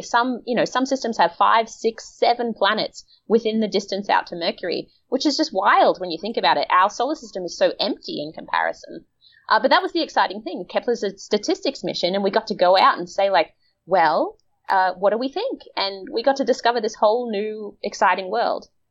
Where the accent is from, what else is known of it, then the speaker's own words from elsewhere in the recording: Australia; I'm from Australia, which is like the melanoma capital of the world